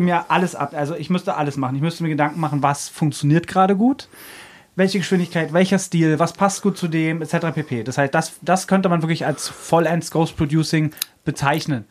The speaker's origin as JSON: {"language": "German", "region": "Brandenburg", "country": "Germany", "moved": "as an adult", "lives_now": "Berlin, Germany", "said": "ich bin aus Brandenburg eigentlich und bin 99"}